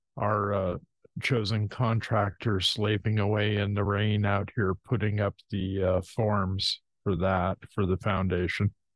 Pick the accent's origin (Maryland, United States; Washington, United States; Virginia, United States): Washington, United States; born or raised there; also born or lived in Hayward, California